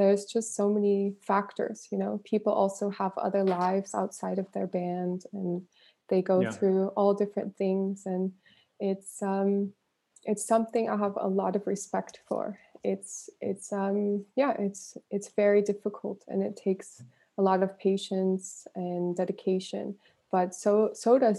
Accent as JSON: {"language": "English", "region": "Northern California", "country": "United States", "tie": "born or raised there", "said": "I grew up in Northern California, and I was surrounded by a lot of musicians."}